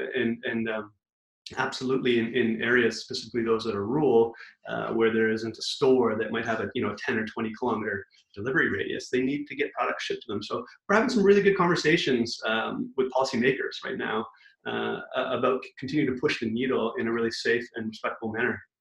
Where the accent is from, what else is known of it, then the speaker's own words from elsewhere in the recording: Vancouver, British Columbia, Canada; also born or lived in Toronto; we're from Vancouver, uh, but we've been in Toronto for nearly five years